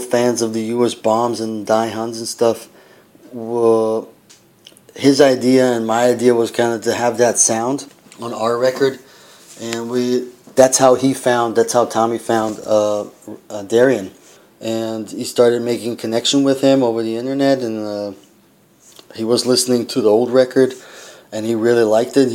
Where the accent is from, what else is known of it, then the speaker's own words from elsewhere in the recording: United States; also born or lived in Austria; now in Prague, Czech Republic; me being the American in the band